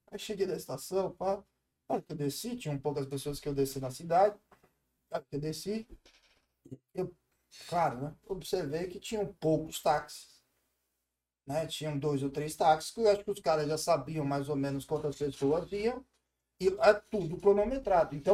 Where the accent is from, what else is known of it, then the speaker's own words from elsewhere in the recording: Brazil; Também não entendo nada, eu sou brasileiro.